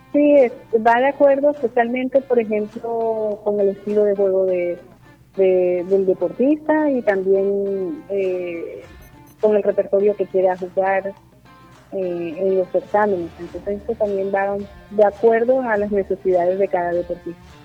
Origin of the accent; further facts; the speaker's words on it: Barranquilla, Atlántico, Colombia; also born or lived in Sincelejo; a los 25 días volvimos a Barranquilla. Me siento cincelejana, me siento barranquillera